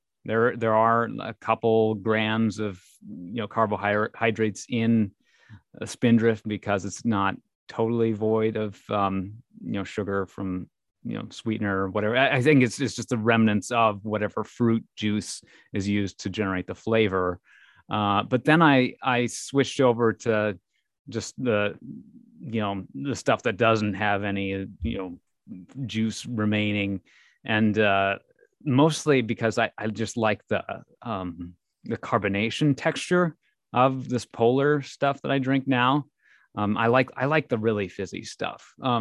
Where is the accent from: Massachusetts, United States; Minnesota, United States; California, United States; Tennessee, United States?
Minnesota, United States; accent: Minnesotan; But yeah, I'm from Minnesota, so I don't know, I enjoy the moments when my sort of Minnesotan-ness comes through a little bit